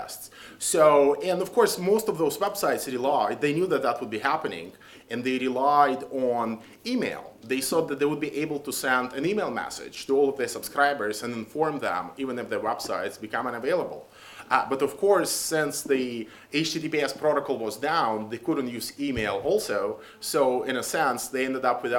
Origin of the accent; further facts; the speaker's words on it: Belarus; moved away; I come from Belarus.